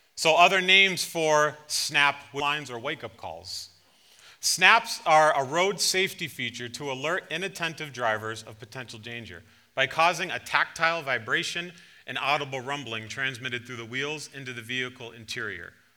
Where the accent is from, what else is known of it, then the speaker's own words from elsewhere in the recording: East Longmeadow, Massachusetts, United States; moved away; also born or lived in Providence, Rhode Island; growing up in East Long Meadow